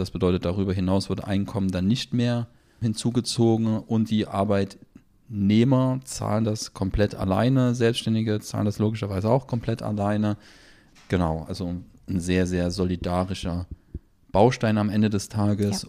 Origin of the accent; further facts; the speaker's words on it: Germany; bei uns in Deutschland